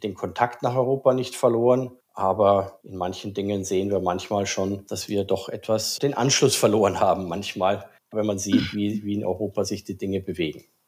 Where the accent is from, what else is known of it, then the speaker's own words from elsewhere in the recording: Austria; moved away as an adult; now in Singapore; dass ich gebürtiger Österreicher bin